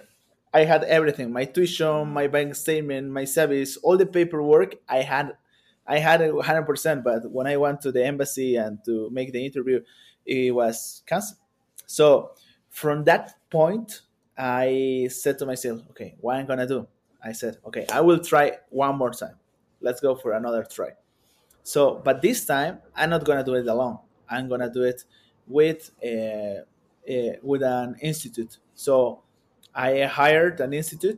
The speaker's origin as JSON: {"language": "English", "town": "Vinto", "region": "Cochabamba", "country": "Bolivia", "tie": "born or raised there", "also_born_or_lived": "Mexico", "second_language": "English", "said": "I was born and raised in a small town called Vinto"}